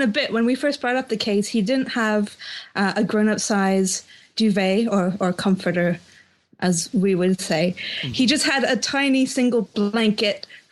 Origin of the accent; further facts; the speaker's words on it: Ontario near Ottawa, Canada; moved away as an adult; also born or lived in North London; now in London, United Kingdom; I'm from Ontario near Ottawa, yeah. But I've lived in the UK for nearly 5 years